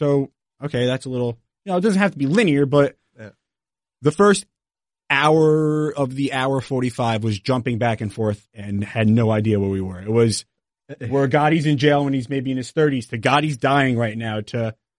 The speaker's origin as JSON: {"language": "English", "region": "New Jersey", "country": "United States", "said": "I am from New Jersey. I'm from right outside of New York City. So I do have, and I'm Italian."}